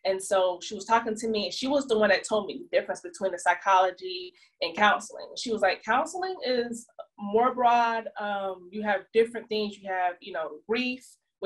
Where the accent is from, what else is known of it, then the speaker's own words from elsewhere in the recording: Jonesboro, Georgia, United States; I moved back to my hometown, Jonesboro, Georgia. It's like south of Atlanta.